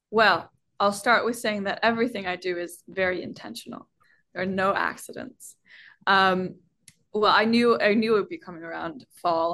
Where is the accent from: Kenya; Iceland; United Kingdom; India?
Iceland; I'm half Chinese and growing up in Iceland